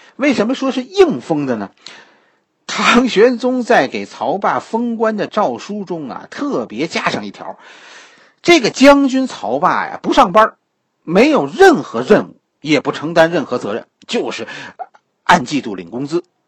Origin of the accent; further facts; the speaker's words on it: China; 我们中国人